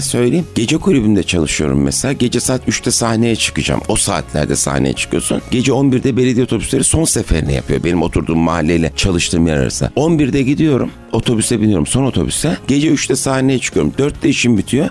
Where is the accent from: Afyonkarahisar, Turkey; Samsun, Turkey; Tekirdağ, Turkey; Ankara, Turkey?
Ankara, Turkey; Ben Ankara'da doğdum büyüdüm.